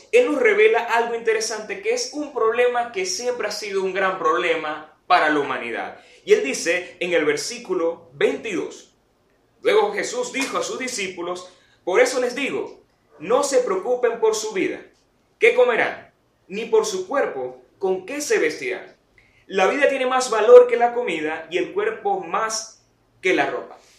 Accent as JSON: {"language": "Spanish", "country": "Venezuela", "said": "Y en nuestro caso como venezolanos creo que se sumarían otras situaciones aún más graves."}